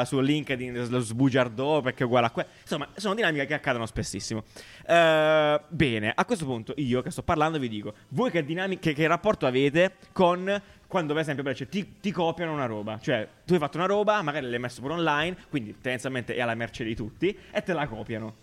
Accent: Apulia, Italy; accent: pugliese; col mio accento uh, pugliese

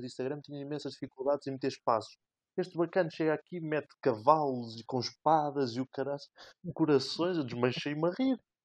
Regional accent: Resende, Norte, Portugal; o Rezende, o clube da minha terra natal

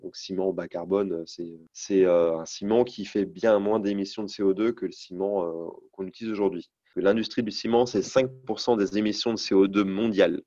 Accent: North Finistère, Brittany, France; je viens du Nord Finistère

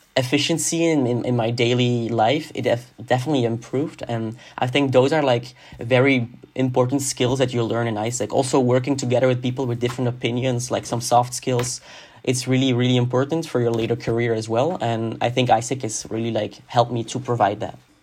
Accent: Hasselt, Flanders, Belgium; moved away as an adult; now in Antwerp, Belgium; I come from Hasselt, which is a city in Limburg

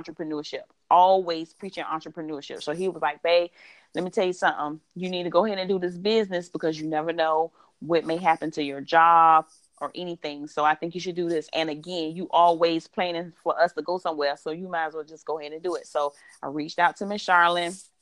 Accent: Savannah, Georgia, United States; born and raised in Savannah, Georgia.

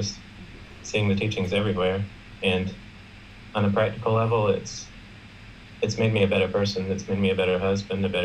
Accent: South Carolina, United States; I'm from South Carolina, which is in the United States

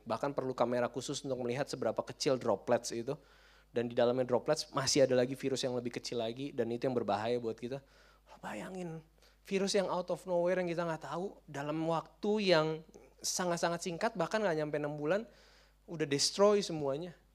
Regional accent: Jakarta, Indonesia; kita orang Jakarta

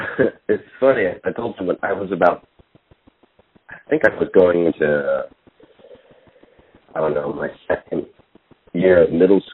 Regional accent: Oakland, California, United States; I'm from Oakland.

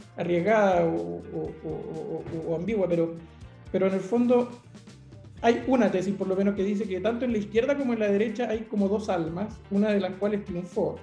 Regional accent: Concepción, Biobío, Chile; moved away; Concepción, eh, mi ciudad de origen

